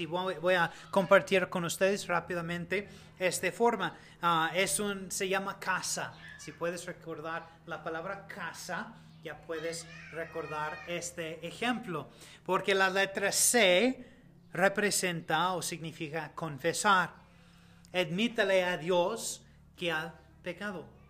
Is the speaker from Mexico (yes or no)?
no; United States; Spanish is a second language; moved away; los dos somos ah, de Estados Unidos